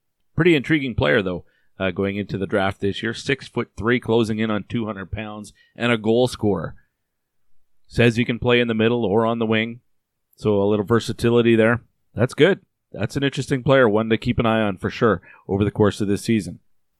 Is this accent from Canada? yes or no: yes; Canada; I know as a Canadian, most Canadians do end up going the CHL route